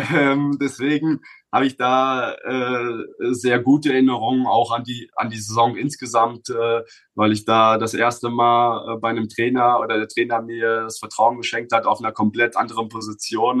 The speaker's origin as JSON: {"language": "German", "town": "Bochum", "region": "North Rhine-Westphalia", "country": "Germany", "tie": "born or raised there", "moved": "as an adult", "said": "meinen Heimatverein, wo ich aufgewachsen bin, äh, vom VfL Bochum"}